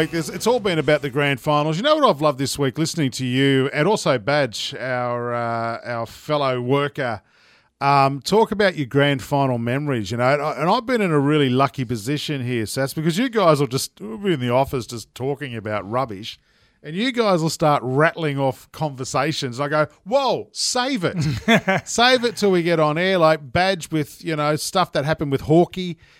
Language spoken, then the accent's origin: English; Penrith, New South Wales, Australia; Penno. I'm from Penno, mate.